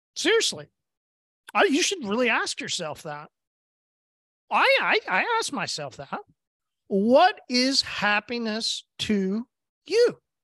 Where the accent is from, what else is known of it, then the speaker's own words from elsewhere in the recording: Oklahoma, United States; I'm from Oklahoma